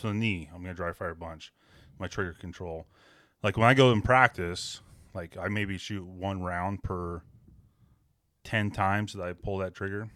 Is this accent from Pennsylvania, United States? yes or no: no; Western Washington, United States; I grew up in Western Washington